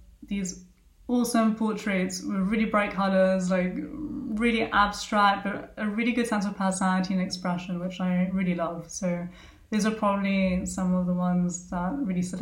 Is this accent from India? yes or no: no; Argentina; I'm also from Argentina.